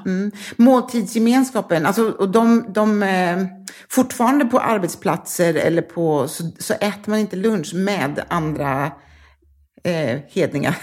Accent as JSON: {"language": "Swedish", "region": "London", "country": "United Kingdom", "tie": "born or raised there", "also_born_or_lived": "Harrow", "moved": "yes", "lives_now": "Malmö, Sweden", "said": "Jag är född i London, nordvästra"}